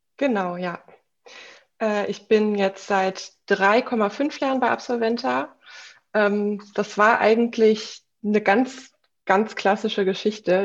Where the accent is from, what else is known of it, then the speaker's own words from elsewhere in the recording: Offenbach am Main, Hesse, Germany; moved away as an adult; now in Berlin, Germany; ich komme ursprünglich aus Offenbach am Main in Hessen, bin dann nach dem ABI direkt nach Berlin gezogen